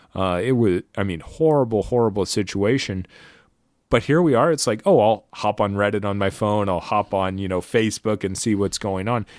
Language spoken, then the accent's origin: English; United States; as an American